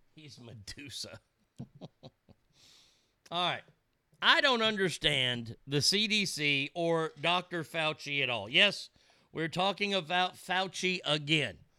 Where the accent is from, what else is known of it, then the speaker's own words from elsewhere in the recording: Texas, United States; as a Texan